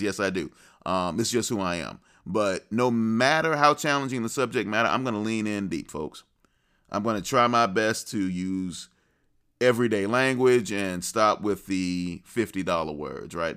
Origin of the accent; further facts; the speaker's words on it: the South, United States; I'm a child of the South, a Southern gentleman to be sure